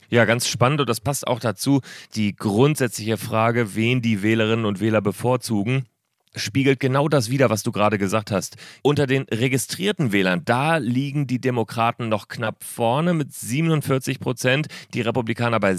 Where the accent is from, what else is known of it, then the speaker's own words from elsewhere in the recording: Berlin, Germany; Ich bin ganz traditionell in Berlin. Freue mich, dass ich zugeschaltet bin meiner alten Heimatstadt.